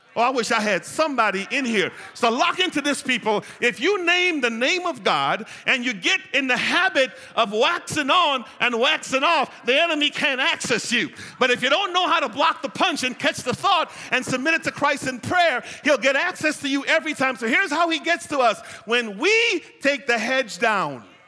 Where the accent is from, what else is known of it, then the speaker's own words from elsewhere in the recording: United States; I'm an American